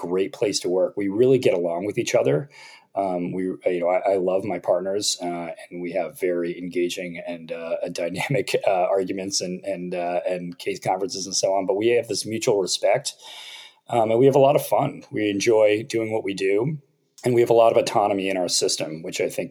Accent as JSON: {"language": "English", "area": "near Boston", "region": "Massachusetts", "country": "United States", "tie": "born or raised there", "also_born_or_lived": "Los Angeles", "moved": "as an adult", "lives_now": "Philadelphia, United States", "said": "I grew up near Boston"}